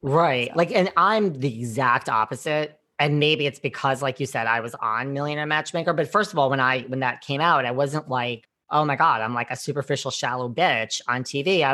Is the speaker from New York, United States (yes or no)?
yes; New York, United States; I'm from New York